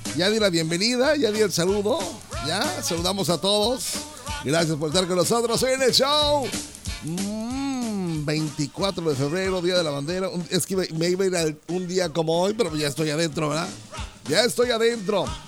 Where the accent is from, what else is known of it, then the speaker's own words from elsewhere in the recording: Mexico; como mexicanos